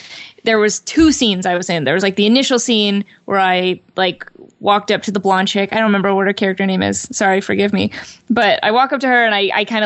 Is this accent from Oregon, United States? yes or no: yes; Portland, Oregon, United States; moved away; I decided to move away back to my hometown of Portland, Oregon